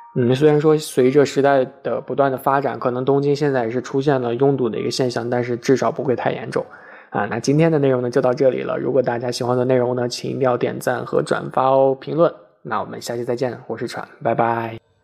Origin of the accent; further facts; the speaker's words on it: Shanxi, China; 我的家乡山西